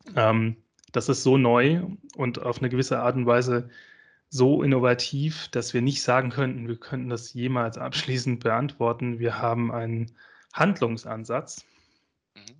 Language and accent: German; Esslingen am Neckar, Baden-Württemberg, Germany; ich komme ja ähm, aus Esslingen äh, am Neckar. Ähm, das ist ganz in der Nähe von, äh, äh von Stuttgart